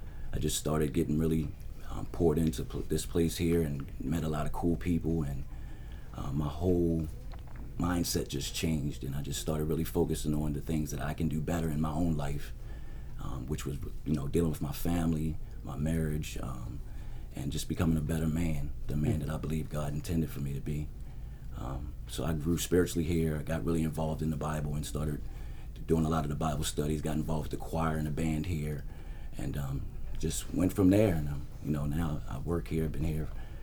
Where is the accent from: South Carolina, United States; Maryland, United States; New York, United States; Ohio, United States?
Maryland, United States; Howard County; also born or lived in Baltimore; I was born here in Baltimore City, but my parents moved out to Howard County, so I was raised out in Howard County